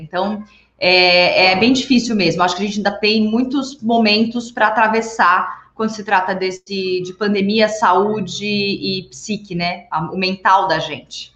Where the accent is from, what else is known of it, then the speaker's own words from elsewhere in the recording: São Paulo, Brazil; Sou, eu sou nascida e criada em São Paulo, capital.